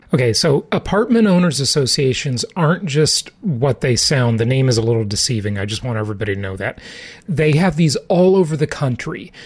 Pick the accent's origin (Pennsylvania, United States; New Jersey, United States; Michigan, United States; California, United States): California, United States; Los Angeles, Orange County, Southern; moved away; Mom and I grew up in Southern California, in Los Angeles, in Orange County